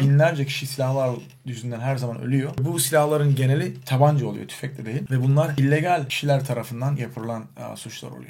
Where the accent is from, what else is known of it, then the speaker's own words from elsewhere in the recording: Adana, Turkey; moved away as an adult; now in Chicago, United States; Ben Türkiye'de Adana'da doğdum. Büyüdüm. 20 yaşı civarı Amerika Birleşik Devletleri'ne göçmen olarak gittim.